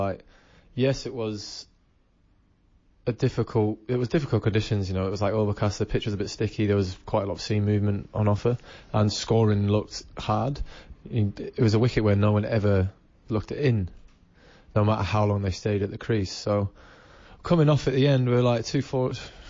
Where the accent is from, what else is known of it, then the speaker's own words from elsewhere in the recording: New Zealand; born there; I'm English. I was born in New Zealand, I remember my roots, I remember where I came from